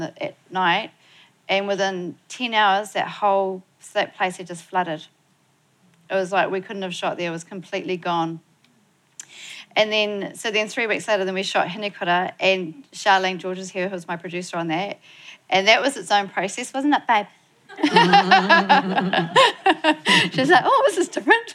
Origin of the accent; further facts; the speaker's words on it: Motueka, Tasman, New Zealand; down where I'm from in my hometown of Motueka